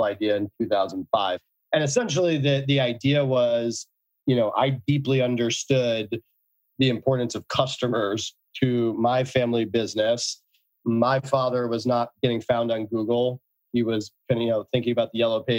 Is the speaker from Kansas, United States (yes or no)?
no; New Haven, Connecticut, United States; I grew up in New Haven, Connecticut.